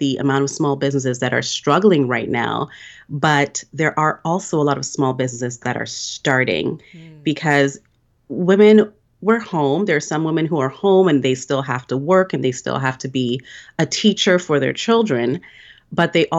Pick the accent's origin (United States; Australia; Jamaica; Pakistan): Jamaica; we're both from Jamaica